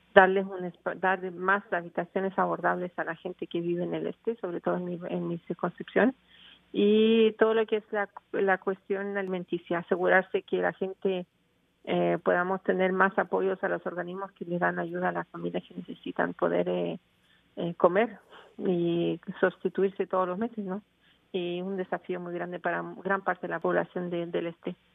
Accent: Chile; now in Montreal, Canada; yo soy chilena

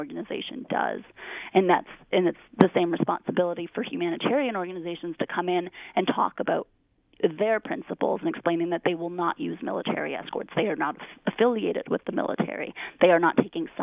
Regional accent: Canada; as a Canadian

